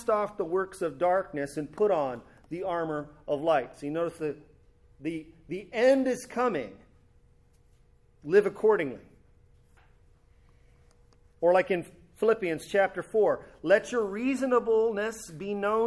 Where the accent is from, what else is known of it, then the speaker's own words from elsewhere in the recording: California, United States; my hometown in California